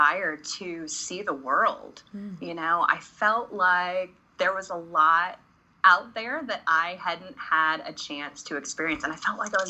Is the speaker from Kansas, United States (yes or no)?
yes; Prairie Village, Kansas, United States; We grew up in Prairie Village